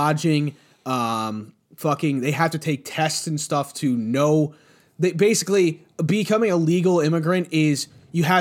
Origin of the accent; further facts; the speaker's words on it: United States; I'm an American